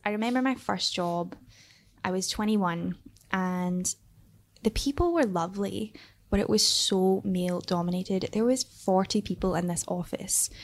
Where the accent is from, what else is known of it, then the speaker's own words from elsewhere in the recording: Airdrie, Scotland, United Kingdom; I grew up in Scotland, but more specifically, I grew up in a very, um, small town called Airdrie.